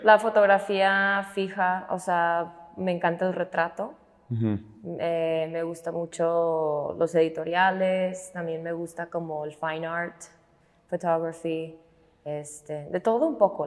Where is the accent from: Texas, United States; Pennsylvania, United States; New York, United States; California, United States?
Pennsylvania, United States; moved away as an adult; now in Guadalajara, Mexico; cuando vivía todavía en Pensilvania, ahí, de ahí son mis papás, ahí nací yo